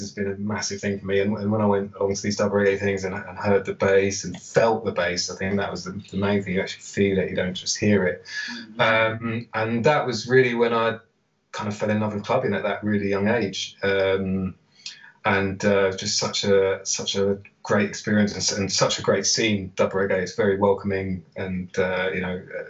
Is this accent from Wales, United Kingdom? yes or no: no; London, United Kingdom; I'm born and raised in London, specifically in Camden